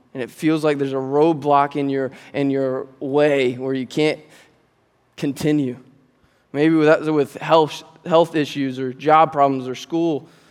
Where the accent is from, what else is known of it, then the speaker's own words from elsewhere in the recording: Fremont, United States; also born or lived in Georgia; I grew up here at Grace, and I grew up in Fremont